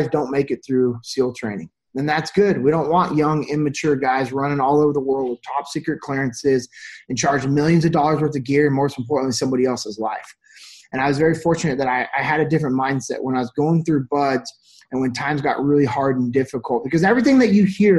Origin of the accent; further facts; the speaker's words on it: Sacramento, California, United States; moved away; originally I'm from Sacramento, California.